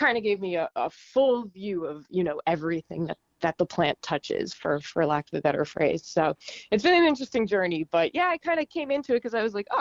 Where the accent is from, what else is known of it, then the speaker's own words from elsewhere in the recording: Long Island, New York, United States; now in San Diego, United States; I grew up in New York on Long Island